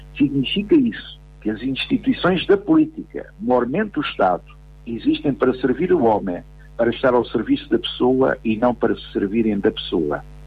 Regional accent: Portugal; A ideia de comunidade política que partilhamos como portugueses

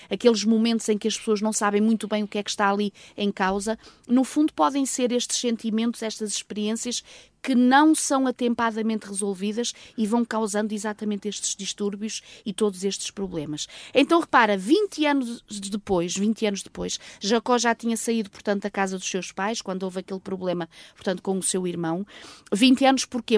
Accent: North, Portugal; moved away; Nós crescemos juntos lá em cima no Norte

